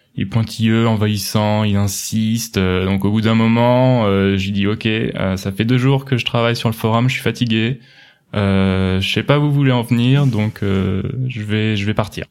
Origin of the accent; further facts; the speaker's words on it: Pouillé, Centre-Val de Loire, France; moved away as an adult; now in Munich, Germany; Je viens de Touraine en France, un petit village situé dans le sud du Loir-et-Cher, s'appelle Pouillet, il y a 800 habitants